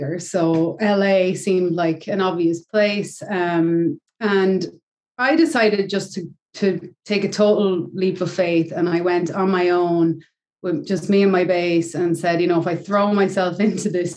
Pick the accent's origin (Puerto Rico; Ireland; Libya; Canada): Ireland; moved away; in Ireland, where I'm from